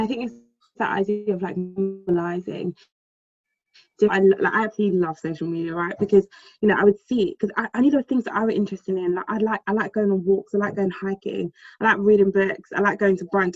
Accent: London, United Kingdom

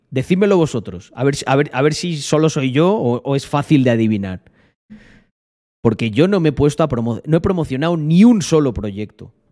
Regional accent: Almendralejo, Extremadura, Spain

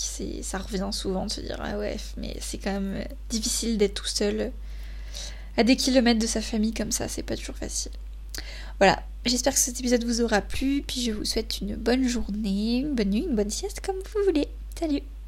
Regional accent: Bordeaux, Nouvelle-Aquitaine, France; born or raised there; moved away as an adult; also born or lived in Normandy / Paris

